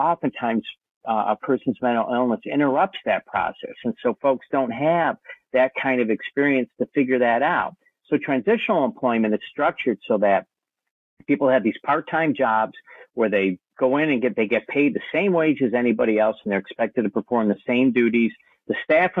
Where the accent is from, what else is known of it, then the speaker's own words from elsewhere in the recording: Ohio, United States; moved away as an adult; now in Kauai, United States; I'm originally from Ohio. I've been living here in Hawaii 34 years